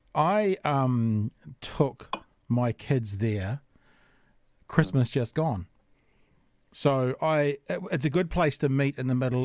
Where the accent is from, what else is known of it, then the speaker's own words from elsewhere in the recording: Auckland, New Zealand; I grew up in Auckland.